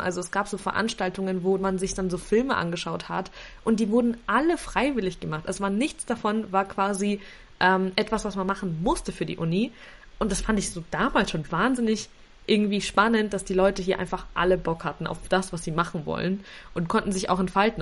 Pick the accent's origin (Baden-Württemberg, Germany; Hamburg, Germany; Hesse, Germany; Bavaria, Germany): Bavaria, Germany; Nuremberg; Also ich komme aus Nürnberg